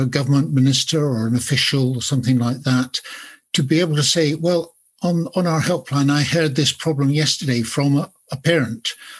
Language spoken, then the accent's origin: English; Edinburgh, Scotland, United Kingdom; I don't sound very Scottish, I don't think, but I was certainly born and bred in Edinburgh. I have lived elsewhere, but I returned here and I'm going to stay here.